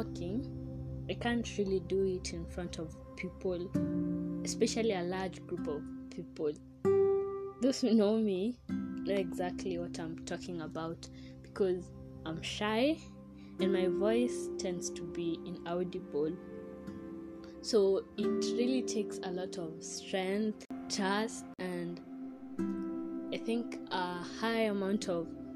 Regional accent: Kenya; I'm Kenyan.

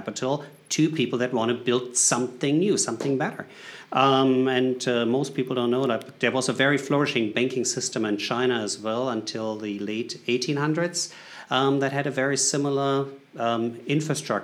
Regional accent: Germany; English is a second language; moved away as an adult; now in United States; I'm coming from Germany originally, but I live in the U.S.

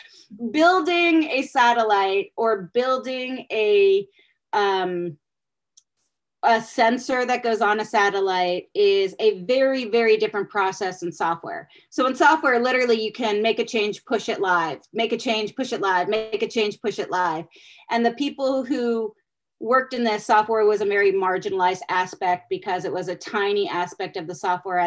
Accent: Pittsburgh, Pennsylvania, United States; moved away as an adult; also born or lived in University of Virginia; I'm actually from Pittsburgh

